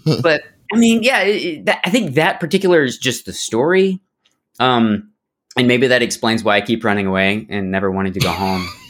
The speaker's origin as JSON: {"language": "English", "town": "Barrow", "region": "Alaska", "country": "United States", "tie": "born or raised there", "said": "I grew up in Alaska. Whoa. And uh, Barrow, Alaska"}